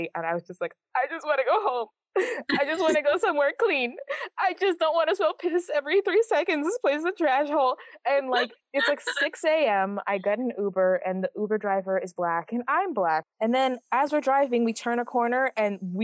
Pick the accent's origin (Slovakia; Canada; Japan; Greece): Canada; I'm first generation Canadian. My mom moves here when she was like in her early 20s, and I'm Jamaican